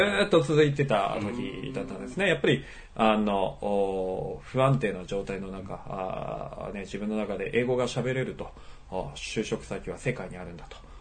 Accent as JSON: {"language": "Japanese", "region": "Akita", "country": "Japan", "tie": "born or raised there", "moved": "as an adult", "lives_now": "Gisborne, New Zealand", "said": "私は秋田県、えー、秋田市で生まれました"}